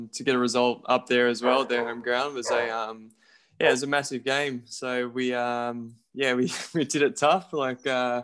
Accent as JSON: {"language": "English", "town": "Raby", "region": "New South Wales", "country": "Australia", "tie": "born or raised there", "said": "I'm from Raby, so they're our closest team. So, played with them from the age of 5 to about 9."}